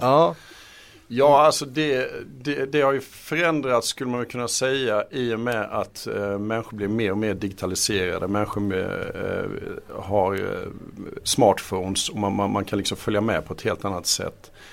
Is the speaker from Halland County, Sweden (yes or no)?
yes; Halmstad, Halland County, Sweden; jag kommer från Halmstad